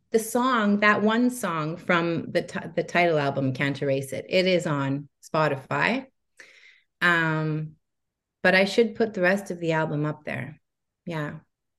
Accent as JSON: {"language": "English", "town": "Montreal", "region": "Quebec", "country": "Canada", "tie": "born or raised there", "said": "But later in my teens, I really loved the scene in the UK, because I was growing up in Montreal."}